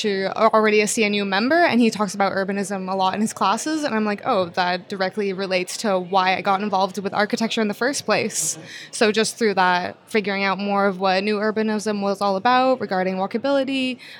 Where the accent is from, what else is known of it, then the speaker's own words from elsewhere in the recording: Windsor, Ontario, Canada; I'm actually from Ontario, Canada, Windsor more specifically.